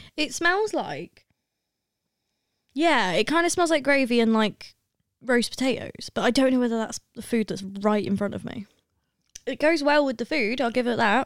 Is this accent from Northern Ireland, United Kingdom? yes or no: no; Lancashire, North West England, United Kingdom; I'm from Lancashire